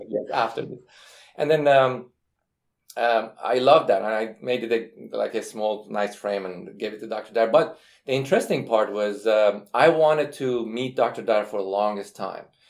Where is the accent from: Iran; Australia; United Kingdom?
Iran; now in United States; I'm from Iran